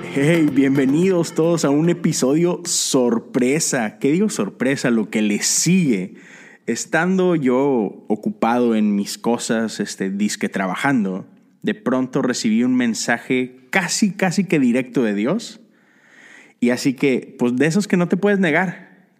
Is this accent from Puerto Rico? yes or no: no; Mexico; cuando yo crecí en la iglesia en México